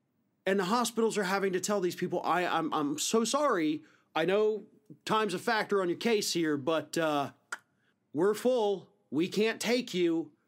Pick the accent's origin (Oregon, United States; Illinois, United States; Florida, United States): Florida, United States; Matt Gaetz' district; right here in my district, Matt Gaetz' district